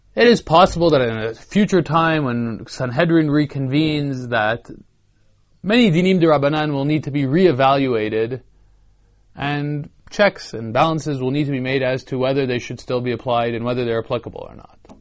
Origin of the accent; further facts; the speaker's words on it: Canada; I'm a Canadian